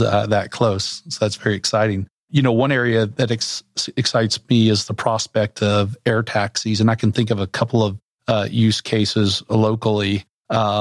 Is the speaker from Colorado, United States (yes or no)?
no; central Arkansas, United States; moved away as an adult; now in Bentonville, United States; I grew up in central Arkansas